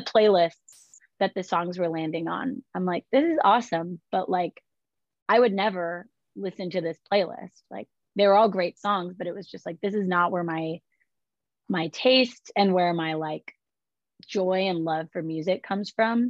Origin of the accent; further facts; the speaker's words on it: California, United States; now in Nashville, United States; I grew up in California